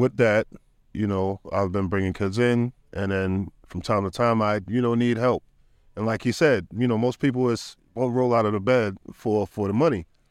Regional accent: New York City, New York, United States; I'm from Jamaica, Queens, New York City

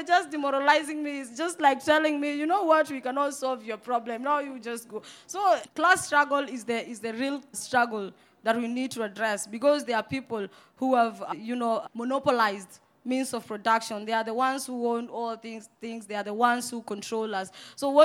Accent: Nairobi, Kenya; I was born and raised in Mukuru Kwajenga

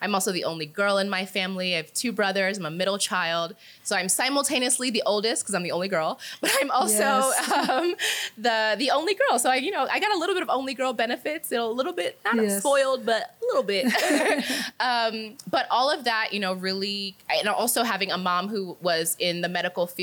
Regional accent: New Jersey, United States; moved away as an adult; also born or lived in Nigeria; now in Kenya; growing up in the US, growing up in New Jersey

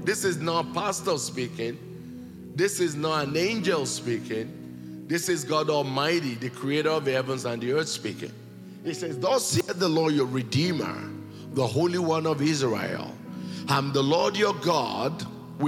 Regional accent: Nigeria; I was born and raised here in Nigeria

